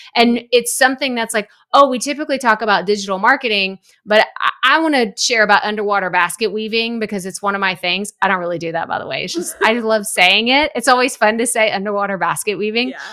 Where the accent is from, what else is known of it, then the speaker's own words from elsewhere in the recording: East Texas, United States; now in Houston, United States; I'm from East Texas